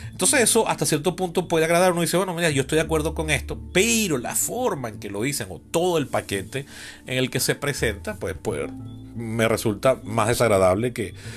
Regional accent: Venezuela; yo vengo del trauma de la Venezuela chavista

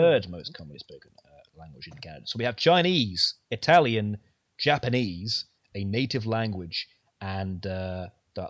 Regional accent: United Kingdom; I'm British

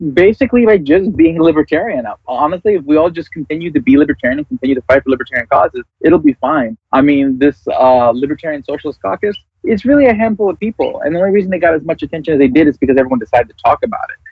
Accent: New York, United States; we're both from New York.

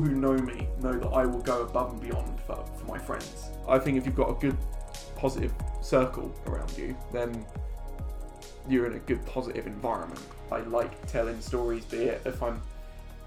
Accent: Halstead, Essex, East of England, United Kingdom; We're all from Essex, originally. Yeah. But I grew up in a little town called Housted, which is near Colchester

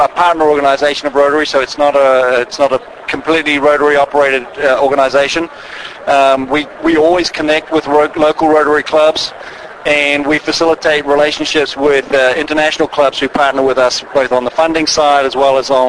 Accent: New Zealand; moved away as an adult; now in Lindale, United States; I am a New Zealander.

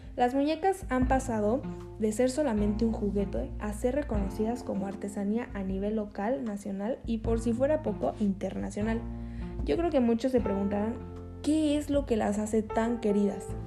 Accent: Mexico; en México de los 127 millones de personas que somos

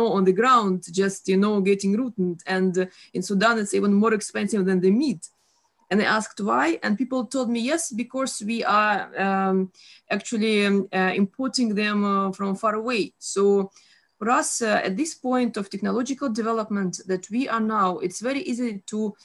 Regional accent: Russia; I'm from Russia, and it was 10 years old when I first tasted a banana

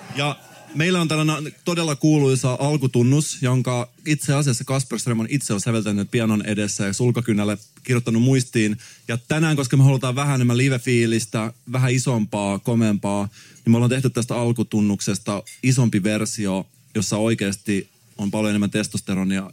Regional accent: Salo, Southwest Finland, Finland; itse olen myös Salosta

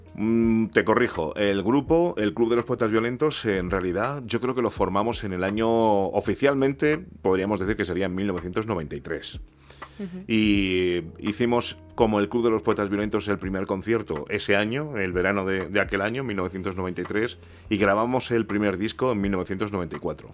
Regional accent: Spain; cuando llegué a España yo tenía dos años y yo soy súper español

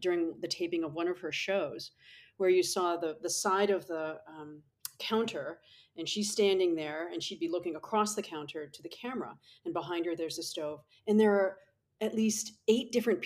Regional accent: New England, United States; now in San Diego, United States; I grew up in New England

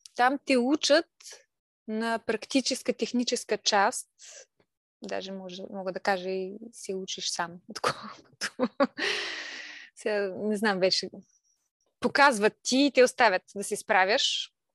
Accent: Kalipetrovo, Silistra Province, Bulgaria; moved away as an adult; also born or lived in Veliko Tarnovo; now in Burgas, Bulgaria; съм от Силистра, Силистринско село

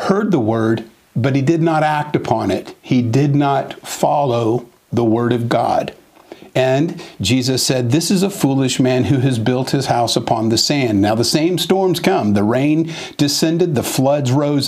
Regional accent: Southern California, United States; I was raised in Southern California and spent most of my life there

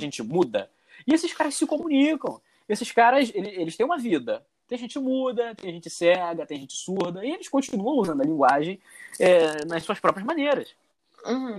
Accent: Rio de Janeiro, Brazil; accent: carioca; first language Portuguese; moved away as an adult; also born or lived in Germany; a coisa mais bonita que existe no carioca é o sotaque.

